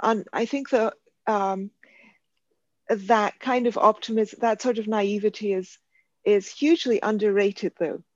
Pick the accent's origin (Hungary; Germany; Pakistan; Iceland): Pakistan; Karachi, Sindh; also born or lived in Cambridge, United Kingdom / Buenos Aires, Argentina / India; now in London, United Kingdom; So I grew up in Karachi, Pakistan. And my early life was spent in Karachi.